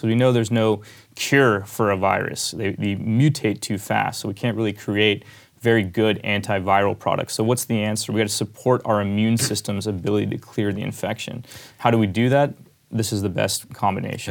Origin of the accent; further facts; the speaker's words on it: Pittsburgh, Pennsylvania, United States; I grew up in Pittsburgh.